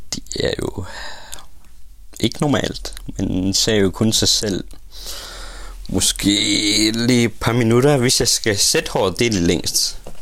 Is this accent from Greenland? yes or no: yes; Uummannaq, Greenland; also born or lived in Nuuk; Jeg er født i Umanach, min hjemby, Lilleby